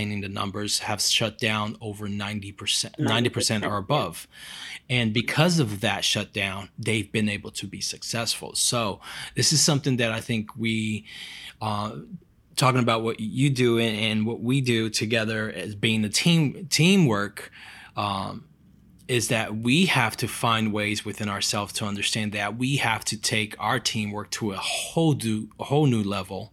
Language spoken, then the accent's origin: English; Brazil; moved away; I'm from Brazil